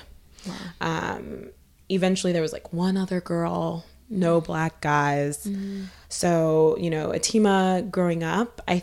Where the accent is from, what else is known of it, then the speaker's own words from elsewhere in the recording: Topeka, Kansas, United States; my childhood, I grew up in Topeka, Kansas.